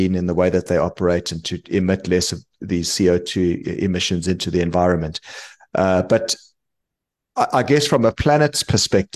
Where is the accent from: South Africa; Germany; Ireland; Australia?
South Africa; moved away; my home country, South Africa